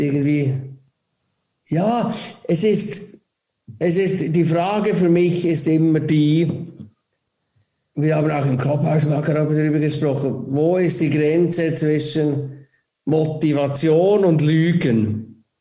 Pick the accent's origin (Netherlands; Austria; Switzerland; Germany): Switzerland; wir als Schweiz